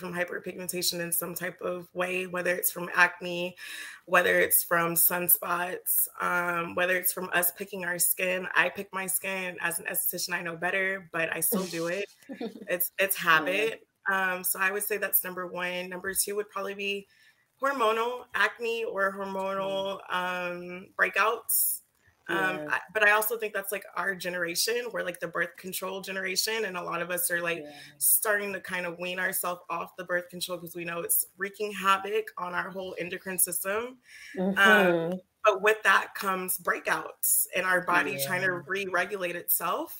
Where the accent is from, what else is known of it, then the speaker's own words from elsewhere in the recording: Texas, United States; moved away as an adult; also born or lived in Baltimore; now in New York, United States; growing up in Texas